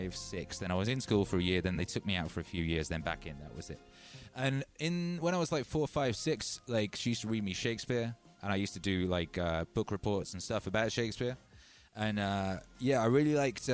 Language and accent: English; Wales, United Kingdom; moved away; I grew up in Wales, and Wales is very old